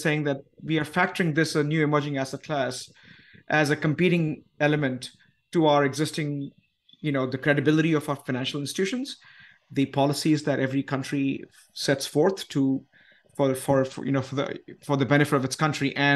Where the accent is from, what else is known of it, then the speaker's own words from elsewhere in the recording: India; moved away; as an Indian myself